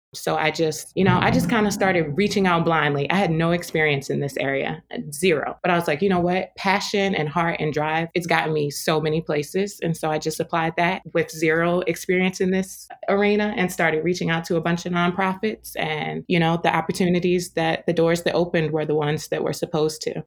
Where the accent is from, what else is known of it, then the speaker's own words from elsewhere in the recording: Baltimore, Maryland, United States; also born or lived in New York / Washington, D.C.; my hometown, Baltimore